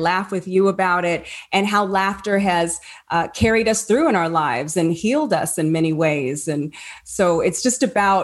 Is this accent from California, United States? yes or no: yes; Apple Valley, California, United States; I'm Apple Valley